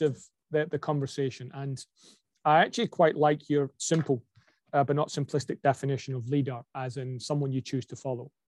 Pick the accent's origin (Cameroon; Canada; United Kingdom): United Kingdom; Scotland; I'm a Scot with a Scottish name with an English family who's got an Aussie passport